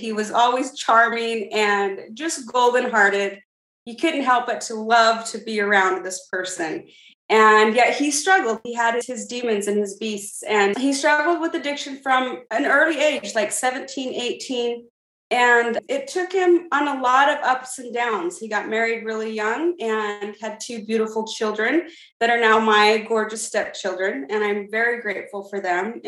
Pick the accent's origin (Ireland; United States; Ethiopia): United States; Santa Clara, Utah; I grew up here in Santa Clara, Utah, down here in St. George by the Red Rocks